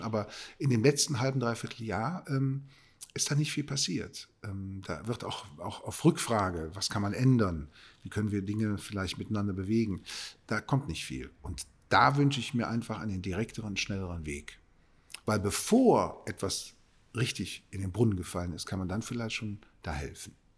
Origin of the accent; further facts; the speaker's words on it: Cologne, North Rhine-Westphalia, Germany; Dafür bin ich Kölner